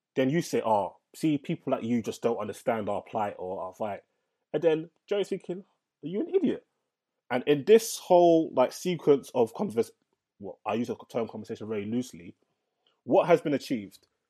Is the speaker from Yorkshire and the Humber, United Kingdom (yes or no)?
no; London, United Kingdom; I'm from London